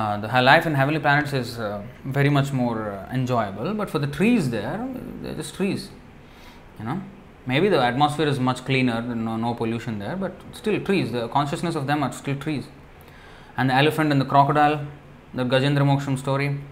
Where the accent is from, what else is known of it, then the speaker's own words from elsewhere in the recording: India; now in Singapore; I come from India.